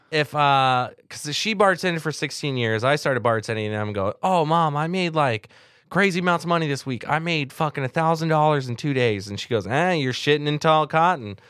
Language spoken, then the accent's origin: English; Southern California, United States; I grew up in Southern California.